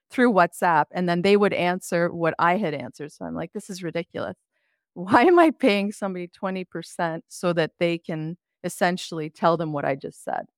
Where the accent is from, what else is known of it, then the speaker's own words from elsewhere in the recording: Quebec, Canada; now in Ontario, Canada; I grew up in Quebec